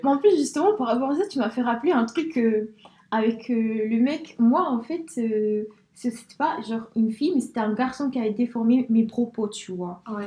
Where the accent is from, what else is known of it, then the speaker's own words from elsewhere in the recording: Spain; now in France; je suis née en Espagne